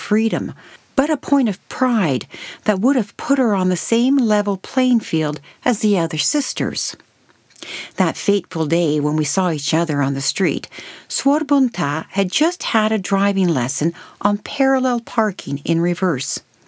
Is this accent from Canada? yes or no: yes; Canada; also born or lived in Montepulciano, Italy; as a child growing up in Canada in a large Italian family